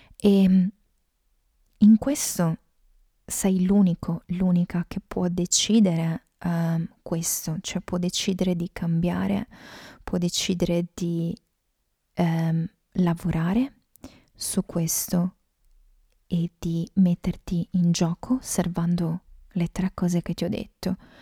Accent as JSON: {"language": "Italian", "region": "Veneto", "country": "Italy", "said": "sono veneta"}